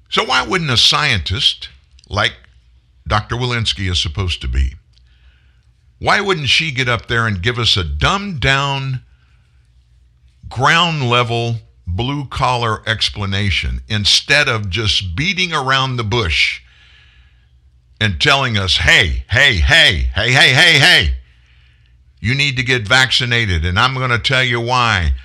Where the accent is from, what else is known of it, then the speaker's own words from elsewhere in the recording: the South, United States; I'm from the South